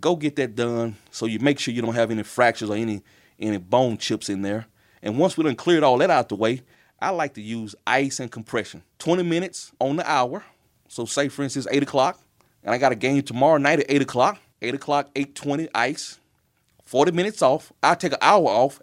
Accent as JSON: {"language": "English", "town": "Tylertown", "region": "Mississippi", "country": "United States", "tie": "born or raised there", "also_born_or_lived": "McComb, Mississippi / Memphis, Tennessee", "moved": "as an adult", "lives_now": "Lexington, United States", "said": "my hometown, which is, uh, Tylertown, Mississippi"}